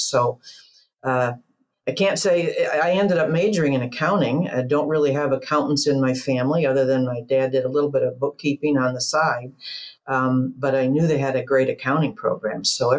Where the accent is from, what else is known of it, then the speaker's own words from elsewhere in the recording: Grand Rapids, Michigan, United States; So I grew up in the same place I currently live, Grand Rapids, Michigan, born and raised here. It's about 2 hours and 15 minutes or so north of South Bend. So this is my hometown